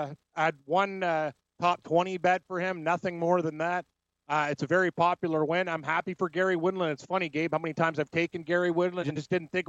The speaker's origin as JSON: {"language": "English", "town": "Toronto", "region": "Ontario", "country": "Canada", "said": "I'm from Toronto."}